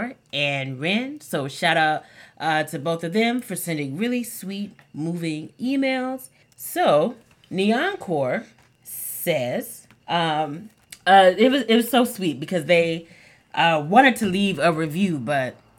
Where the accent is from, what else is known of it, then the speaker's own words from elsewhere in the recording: Texas, United States; I'm from Texas